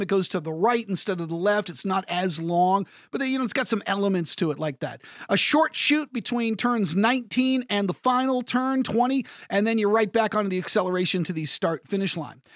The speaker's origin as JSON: {"language": "English", "country": "United States", "said": "I'm an American. This is my home Grand Prix"}